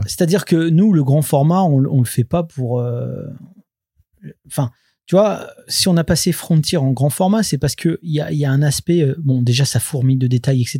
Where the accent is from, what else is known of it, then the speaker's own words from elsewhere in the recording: France; on est français, c'est-à-dire que nous, on fait de la BD franco-belge